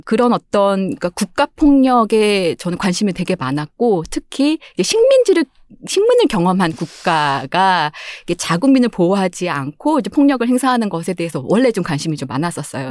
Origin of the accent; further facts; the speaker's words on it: Seoul, South Korea; also born or lived in Gangjeong Village, Jeju; 저는 이제 서울 태생인데